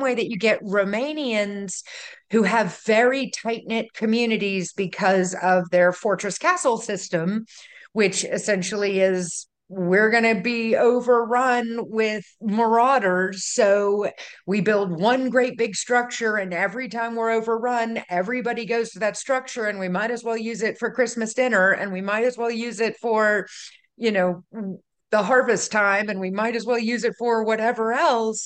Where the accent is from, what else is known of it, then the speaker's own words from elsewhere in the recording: Baton Rouge, Louisiana, United States; I was raised in Baton Rouge